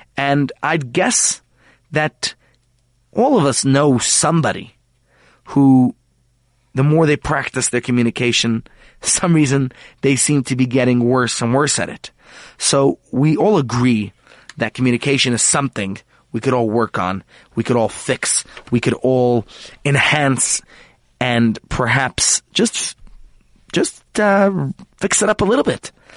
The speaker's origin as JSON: {"language": "English", "country": "United States", "moved": "yes", "lives_now": "South Africa", "said": "as an American"}